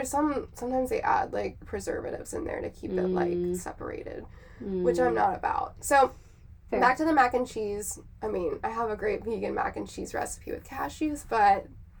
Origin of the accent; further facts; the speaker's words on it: South Carolina, United States; I grew up in South Carolina